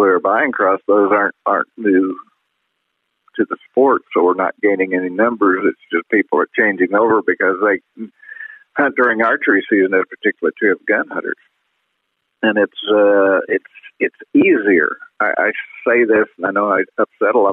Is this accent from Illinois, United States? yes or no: yes; Illinois, United States; moved away as an adult; also born or lived in Indiana / Montana; I grew up in Illinois and Indiana